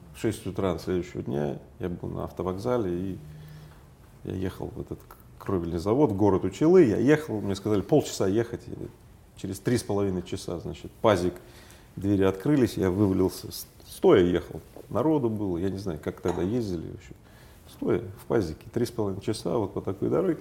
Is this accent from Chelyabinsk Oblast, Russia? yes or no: yes; Magnitogorsk, Chelyabinsk Oblast, Russia; moved away; я был на одном из объектов в Магнитогорске, в моем родном городе